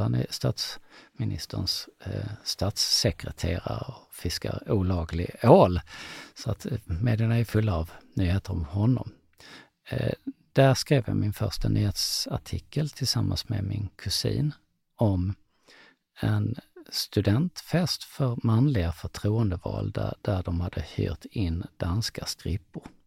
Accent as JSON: {"language": "Swedish", "town": "Lund", "region": "Skåne", "country": "Sweden", "said": "Jag kommer från Lund"}